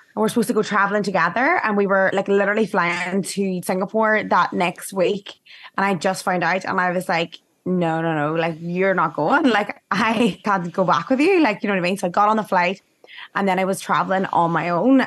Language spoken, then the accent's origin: English; Ireland; moved away